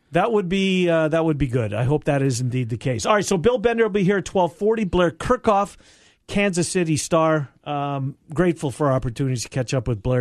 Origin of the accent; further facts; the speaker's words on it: Winnipeg, Manitoba, Canada; my hometown had a team